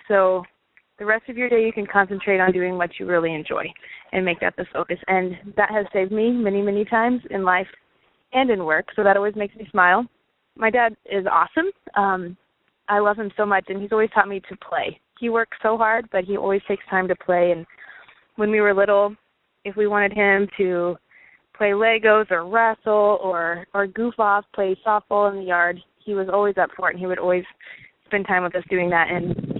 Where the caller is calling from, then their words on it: Overland Park, Kansas, United States; I'm calling from Overland Park, Kansas